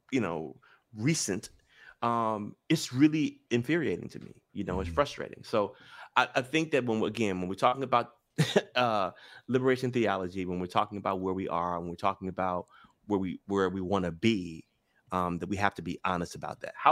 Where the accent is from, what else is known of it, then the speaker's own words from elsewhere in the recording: Memphis, Tennessee, United States; I'm from Memphis. I'm the first generation in my family born with all my rights.